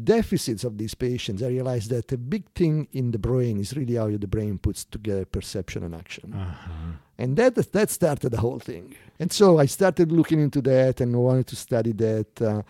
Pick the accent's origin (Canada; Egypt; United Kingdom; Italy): Italy; Rome, Lazio; I'm from Rome.